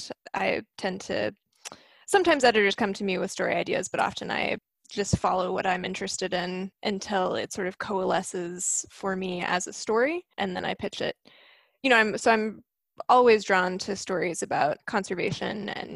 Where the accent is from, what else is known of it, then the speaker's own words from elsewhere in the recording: Maryville, Tennessee, United States; moved away as an adult; now in Seattle, United States; I grew up in Maryville, right next to the Smoky Mountains.